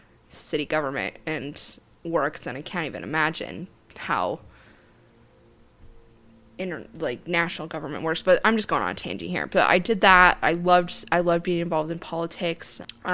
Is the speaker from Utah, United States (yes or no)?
yes; Centerville, Utah, United States; I was part of the Centerville City, the city that I grew up in Utah.